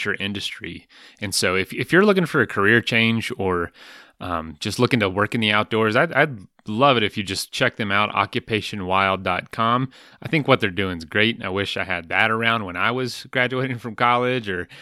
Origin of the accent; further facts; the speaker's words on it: Polk County, Florida, United States; I'm from Polk County